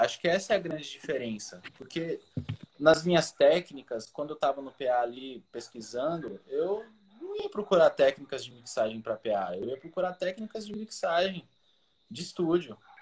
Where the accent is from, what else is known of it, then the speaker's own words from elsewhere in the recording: São Paulo, Brazil; moved away; also born or lived in Salvador; Morava em São Paulo, sou de São Paulo